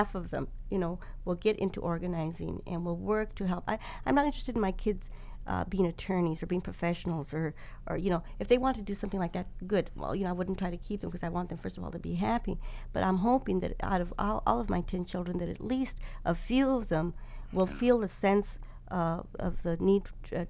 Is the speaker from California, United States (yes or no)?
yes; Stockton, California, United States; organized that mm-hmm. group of people in Stockton in my hometown